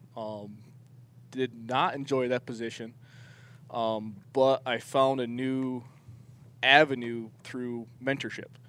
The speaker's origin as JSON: {"language": "English", "region": "northern New York State", "country": "United States", "tie": "born or raised there", "moved": "yes", "lives_now": "Arizona, United States", "said": "I'm originally from New York State. I'm from the northern part of New York, so I grew up uh, 30 miles from Canada"}